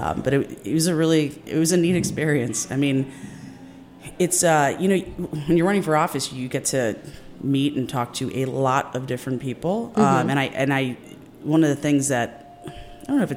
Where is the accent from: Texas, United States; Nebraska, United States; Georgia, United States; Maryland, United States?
Maryland, United States; Silver Spring; I was actually born and raised in Silver Spring